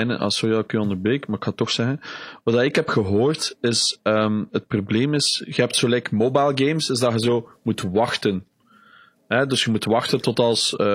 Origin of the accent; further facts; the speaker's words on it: Flanders, Belgium; Want ik proberen als Vlaming in Holland iets te doen.